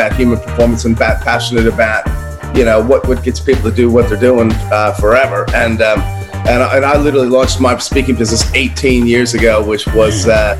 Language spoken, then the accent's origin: English; United States; now in Australia; But I'm originally American. I don't know where my accent is, Charles. I think it's old.